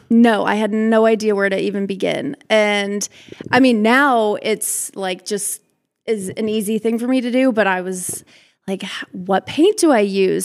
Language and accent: English; Omaha, Nebraska, United States; I'm from Omaha, Nebraska.